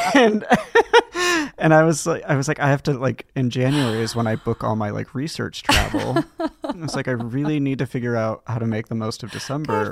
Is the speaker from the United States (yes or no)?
yes; Los Gatos, California, United States; also born or lived in Hollister, California / Saratoga, California; I was born in Los Gatos, California